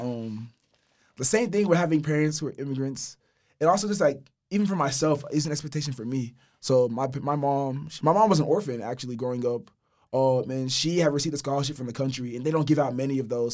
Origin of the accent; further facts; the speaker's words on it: Houston, Texas, United States; Specifically in Houston, I'm from Fort Bend County